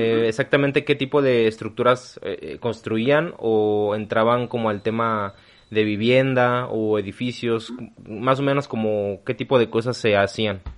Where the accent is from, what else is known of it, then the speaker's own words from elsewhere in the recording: Mexico; Yo nunca he salido del país, yo no, nunca he salido de México